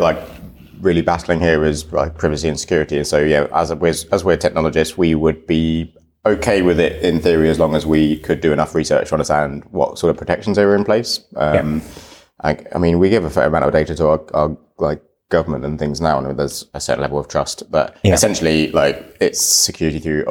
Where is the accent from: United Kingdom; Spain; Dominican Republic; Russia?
United Kingdom; I'm like British and haven't been to Estonia